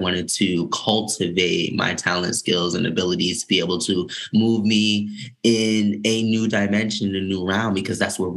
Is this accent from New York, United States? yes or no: yes; New York City, New York, United States; moved away as an adult; growing up in New York City, and then returning there to fulfill my professional career